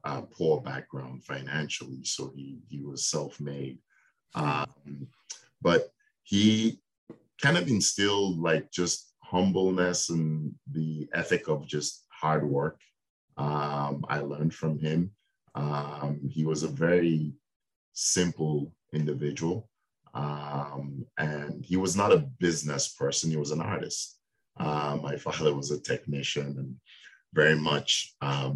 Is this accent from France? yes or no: no; Nigeria; moved away as an adult; I was born in Nigeria in West Africa. I spent my first 18 years in Nigeria.